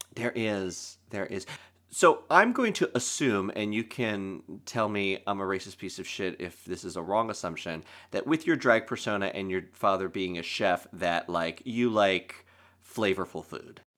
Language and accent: English; Lancaster, Pennsylvania, United States; moved away as an adult; now in New York, United States; I'm from Lancaster, Pennsylvania, that's where I grew up and went to school